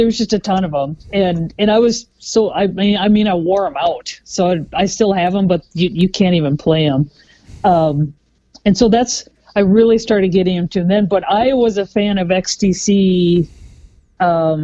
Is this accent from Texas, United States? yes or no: no; Mankato, Minnesota, United States; accent: Minnesota; also born or lived in Iowa / Evansville, Indiana / Terre Haute, Indiana; I was born in Iowa, but I lived in Evansville and Terre Haute for a while before I moved to Mankato when I was 10.